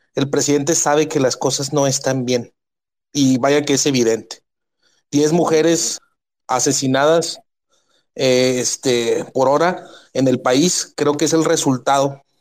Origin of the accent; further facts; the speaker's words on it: Ciudad Juárez, Chihuahua, Mexico; Yo soy de Ciudad Juárez, Chihuahua, la ciudad más violenta